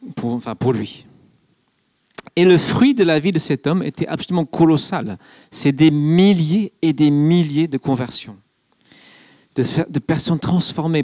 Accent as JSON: {"language": "French", "region": "England", "country": "United Kingdom", "moved": "yes", "lives_now": "France", "said": "je suis anglais"}